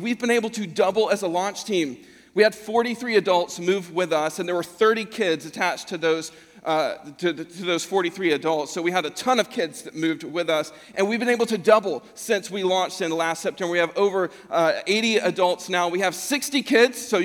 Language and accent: English; Buford, Georgia, United States; moved away as an adult; now in Clemson, United States; I'm actually a Georgia native. I'm from Buford, Georgia, born and raised there